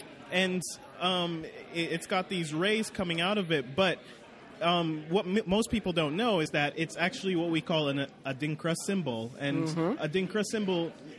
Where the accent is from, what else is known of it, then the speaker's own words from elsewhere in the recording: Ghana; now in United States; I can't have a conversation with anybody here in the States without saying something like I'm from West Africa or I'm Ghanaian.